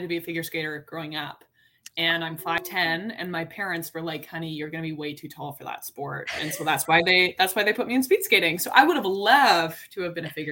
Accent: Calgary, Alberta, Canada; moved away as an adult; now in Toronto, Canada; I grew up in Calgary.

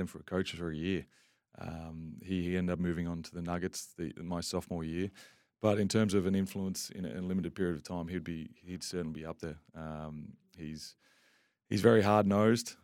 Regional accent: Canberra, Australian Capital Territory, Australia; moved away as an adult; now in Perth, Australia; I grew up in Canberra

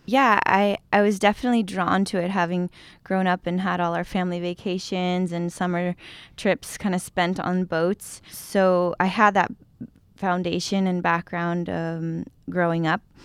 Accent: San Diego, California, United States; moved away as an adult; I grew up in San Diego

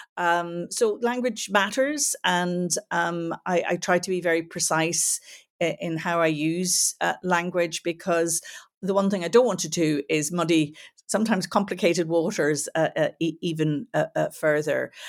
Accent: Belfast, Northern Ireland, United Kingdom; also born or lived in United States / England; now in Dublin, Ireland; I grew up in Belfast during the Troubles

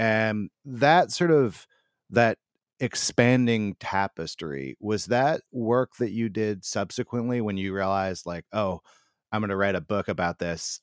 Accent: United States; as an American

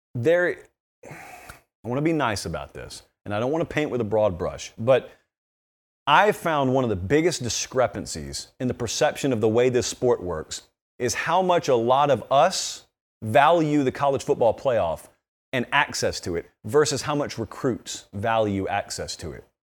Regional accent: the South, United States; I grew up in the South

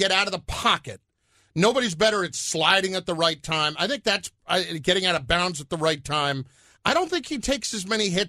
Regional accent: New York, United States; I'm from New York.

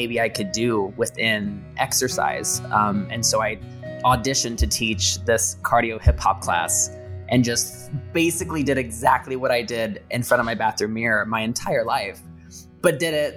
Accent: Indiana, United States; now in Los Angeles, United States; I talk about growing up in the small town and how hard that was with everybody being so conservative

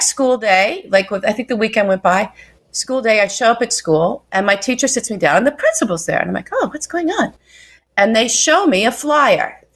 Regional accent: Wichita, Kansas, United States; moved away; a big part of my growing up from age 6 to 16, I grew up in Wichita, Kansas

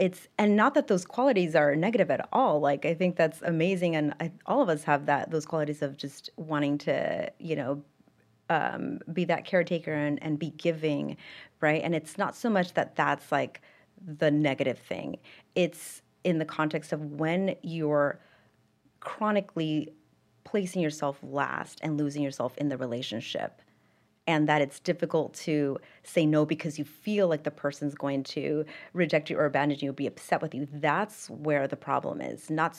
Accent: Pasadena, California, United States; So I'm from Los Angeles, specifically Pasadena, California.

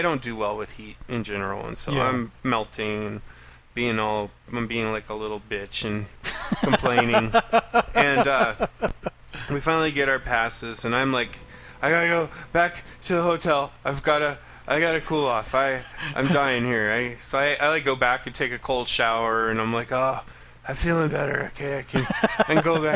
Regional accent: Colorado, United States; I'm from Colorado

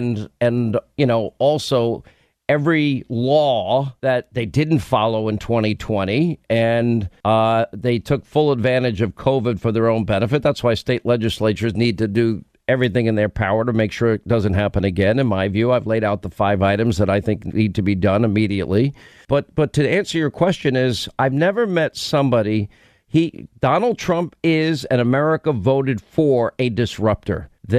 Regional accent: New York, United States; I grew up in New York

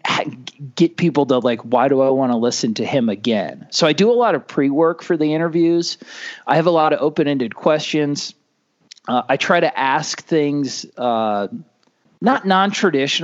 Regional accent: Cocoa Beach, Florida, United States; now in Iowa, United States; I grew up in Cocoa Beach

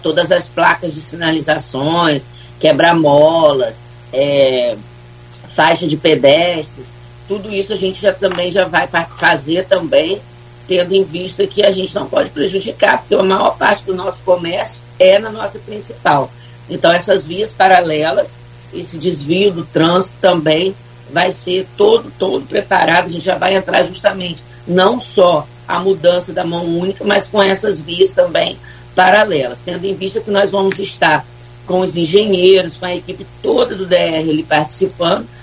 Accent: Brazil; eu sou de São Francisco, fui criado ali

